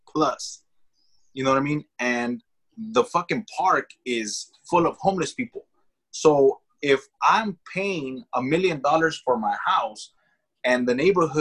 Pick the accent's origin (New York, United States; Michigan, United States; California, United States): California, United States; Los Angeles; I grew up in the Echo Park area